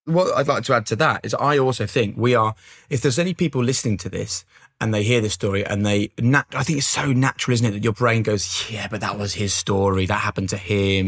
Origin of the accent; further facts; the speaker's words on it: Norwich, East of England, United Kingdom; moved away; growing up in Norwich